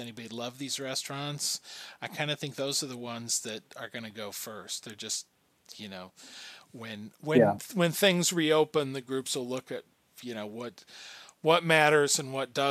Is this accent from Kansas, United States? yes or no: yes; Wichita, Kansas, United States; we're both from Kansas, we're both from Wichita